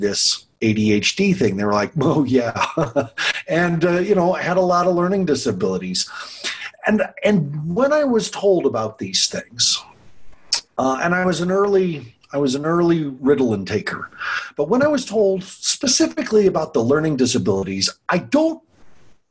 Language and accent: English; Longmont, Colorado, United States; my hometown of Longmont